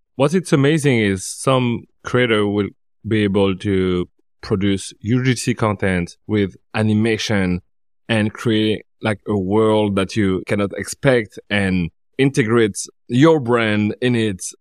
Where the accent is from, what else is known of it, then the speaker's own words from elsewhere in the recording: Paris, Île-de-France, France; I'm from Paris